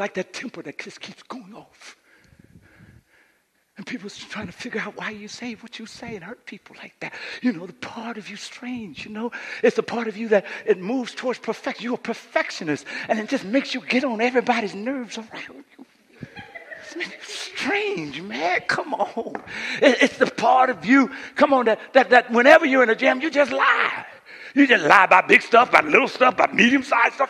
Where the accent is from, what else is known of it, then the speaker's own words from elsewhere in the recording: Coushatta, Louisiana, United States; moved away; When I grew up in Coushatta, Louisiana